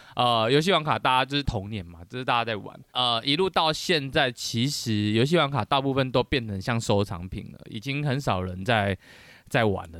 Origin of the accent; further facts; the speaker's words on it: Taiwan; 我们台湾人